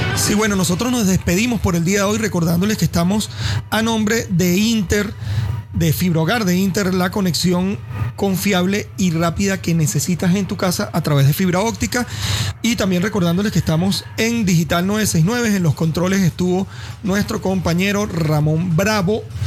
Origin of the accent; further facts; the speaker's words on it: Venezuela; tenemos jugadores de muy buen nivel, pero no hay equipos venezolanos todavía